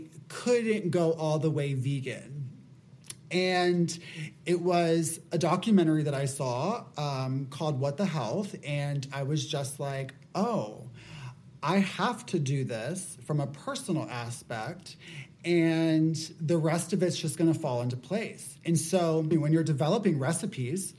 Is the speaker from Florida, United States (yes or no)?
yes; Apopka, Florida, United States; I say I'm from Orlando because that's the most well-known area, but I'm actually from about a half hour outside of Orlando from this smaller town called Apopka. And it's very, very Southern. The people are very warm. I wouldn't say like it's a scary place to grow up